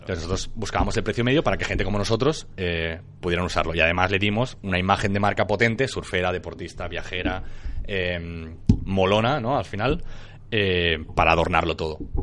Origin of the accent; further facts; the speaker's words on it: Maresme, Catalonia, Spain; also born or lived in Barcelona; nací en Barcelona y luego mis padres decidieron moverse al Maresme para estar más tranquilos